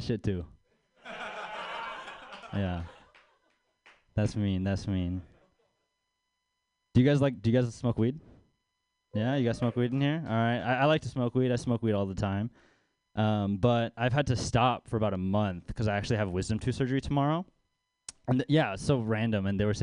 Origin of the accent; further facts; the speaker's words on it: Baltimore, Maryland, United States; now in San Francisco Bay Area, United States; I'm from Baltimore. I grew up poor over there.